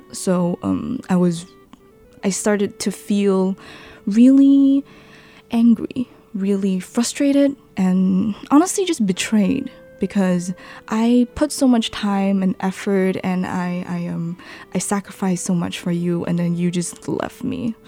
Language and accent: English; Johor Bahru, Johor, Malaysia; moved away as an adult; now in Taiwan; I was born in Johor, mm-hmm. Johor Bahru